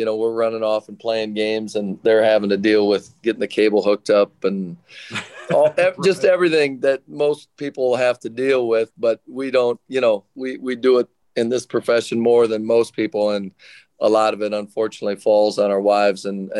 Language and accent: English; South Dakota, United States; moved away; also born or lived in Portland / Cleveland; I'm from South Dakota